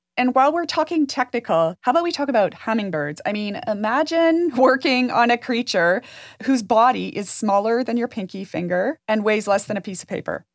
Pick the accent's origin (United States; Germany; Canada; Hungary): Canada; Jasper, Alberta; When I was growing up in Jasper